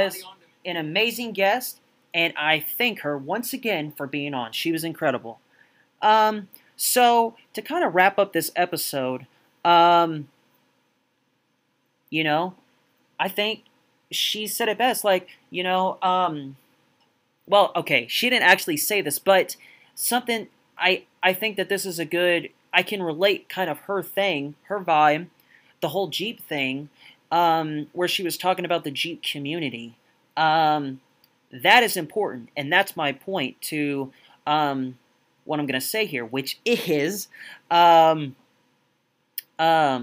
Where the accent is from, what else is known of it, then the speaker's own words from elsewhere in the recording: United States; I'm from the States